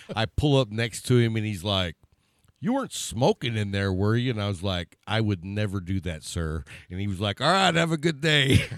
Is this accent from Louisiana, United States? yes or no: no; Texas, United States; Being from Texas